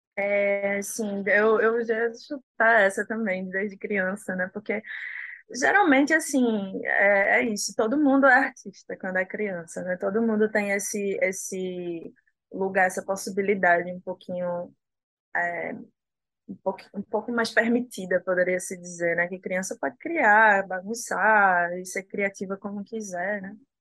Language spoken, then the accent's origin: Portuguese; Northeast Region, Brazil; eu me decidi é, ser e me manter enquanto uma artista nordestina, né? de continuar no lugar de onde eu sou